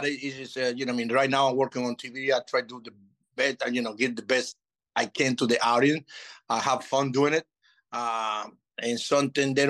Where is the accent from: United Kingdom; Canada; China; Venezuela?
Venezuela; English is a second language; moved away as an adult; also born or lived in Chicago / Florida / Nevada / Texas; I'm from Venezuela